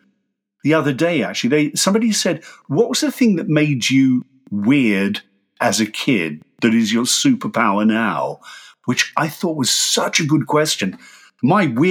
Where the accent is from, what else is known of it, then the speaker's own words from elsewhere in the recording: Australia; moved away as an adult; now in United Kingdom; there's 20 years of me being an Australian, which I grew up